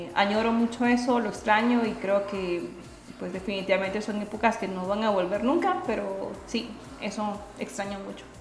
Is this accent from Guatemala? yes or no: yes; Guatemala; yo soy guatemalteca